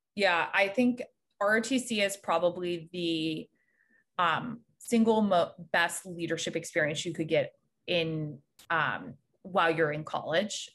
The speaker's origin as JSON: {"language": "English", "area": "just south of Raleigh", "region": "North Carolina", "country": "United States", "tie": "born or raised there", "moved": "as an adult", "lives_now": "New York, United States", "said": "I'm originally from North Carolina. I grew up just south of Raleigh"}